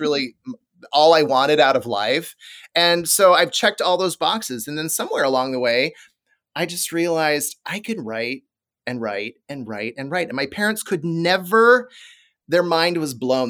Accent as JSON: {"language": "English", "town": "Des Moines", "region": "Iowa", "country": "United States", "tie": "born or raised there", "said": "a powerhouse T V station in Des Moines, Iowa, my hometown"}